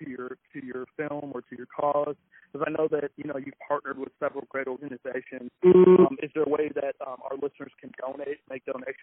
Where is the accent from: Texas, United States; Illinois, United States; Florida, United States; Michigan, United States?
Florida, United States; West Palm Beach; moved away; I'm originally from Florida myself, West Palm.